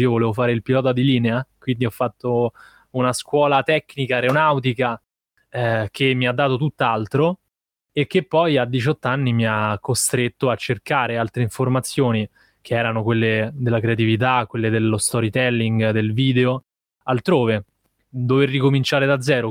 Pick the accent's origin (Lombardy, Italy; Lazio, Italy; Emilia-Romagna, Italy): Lazio, Italy; Rome; ho 26 anni e sono nato a Roma